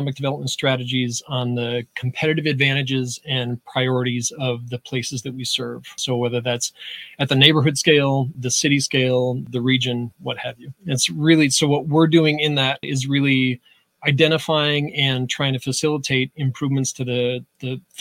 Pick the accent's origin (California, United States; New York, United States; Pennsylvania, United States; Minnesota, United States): New York, United States; just outside of Utica; moved away as an adult; now in Syracuse, United States; So I grew up just outside of Utica, came to Syracuse about 12 years ago or so